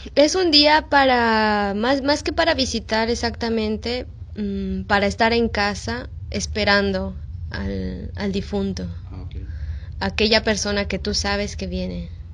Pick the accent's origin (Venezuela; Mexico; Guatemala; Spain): Mexico; moved away as an adult; now in Peru; soy mexicana